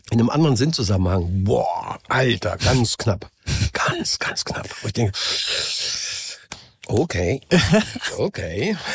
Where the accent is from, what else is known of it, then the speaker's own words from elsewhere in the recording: Saxony, Germany; Ich bin hier geboren, bin hier aufgewachsen. Äh, das war noch Osten. Was auch immer, ich bin nun mal Sachse. Ich bin jetzt kein äh, Niederrheiner, Oberrheiner, Bayer. Bin mhm. Sachse, bin ich gerne. Und ich bin trotzdem auch Deutscher.